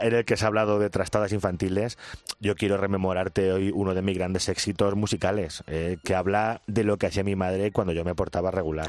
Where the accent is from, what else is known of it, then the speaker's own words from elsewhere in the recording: Picón, Castilla-La Mancha, Spain; fue en la misa del gallo de Picón, en mi pueblo